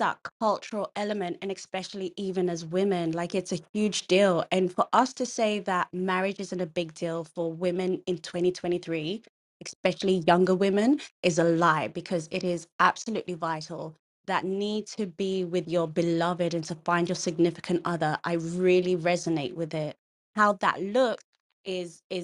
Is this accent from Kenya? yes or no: yes; Nyeri, Nyeri County, Kenya; I'm a Kikuyu woman, so, you know, and I'm from Nyeri